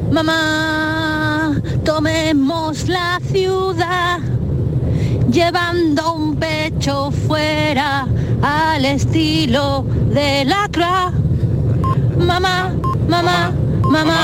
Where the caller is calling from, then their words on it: Granada, Andalusia, Spain; Buenos días, Canal Sur. Soy … de Granada.